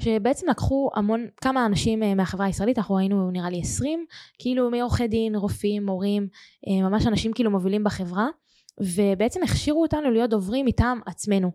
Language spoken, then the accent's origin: Hebrew; Nir Etzion, Haifa District, Israel; moved away as an adult; also born or lived in Toronto; now in Tel Aviv, Israel; אני במקור מקיבוץ ניר עציון, זה יישוב יפהפה בחוף הכרמל, והיום אני גרה בתל אביב